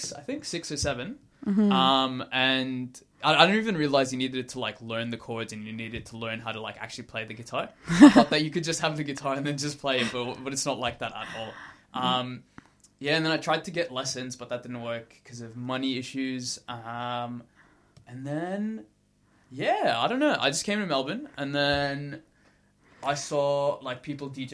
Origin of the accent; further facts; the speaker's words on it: Kuwait; moved away; Growing up in Kuwait